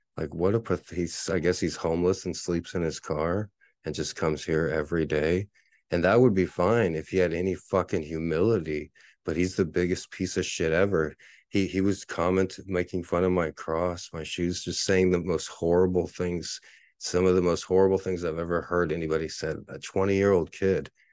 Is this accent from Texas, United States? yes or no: yes; San Antonio, Texas, United States; my hometown team, the only real team I've cheered for in my whole life, the San Antonio Spurs